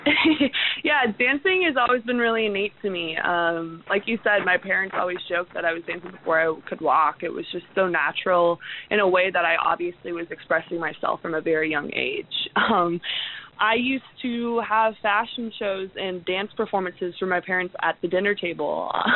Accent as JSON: {"language": "English", "town": "Portland", "region": "Oregon", "country": "United States", "said": "I'm from Portland, so it was a couple hours away."}